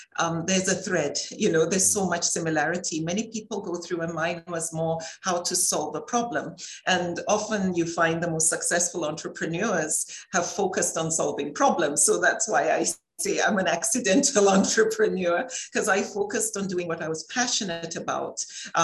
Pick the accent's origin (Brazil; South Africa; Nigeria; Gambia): Nigeria; I grew up in Nigeria